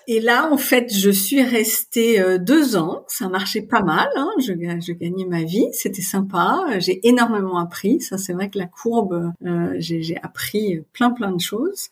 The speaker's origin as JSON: {"language": "French", "area": "Paris region, near Versailles", "region": "Île-de-France", "country": "France", "tie": "born or raised there", "also_born_or_lived": "Haute-Savoie / Voisins-le-Bretonneux / Le Chesnay / England", "moved": "as an adult", "lives_now": "Germany", "said": "je suis née en Haute-Savoie parce que mon père travaillait pour pour une boîte de, ski et de produits de ski. Euh, et puis ensuite, il a été muté à Paris. Donc en fait, j'ai grandi en région parisienne. Euh, près de Versailles"}